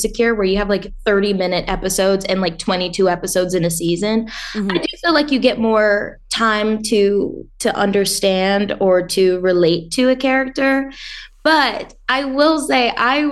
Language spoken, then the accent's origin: English; the South, United States; now in Los Angeles, United States; I grew up in the South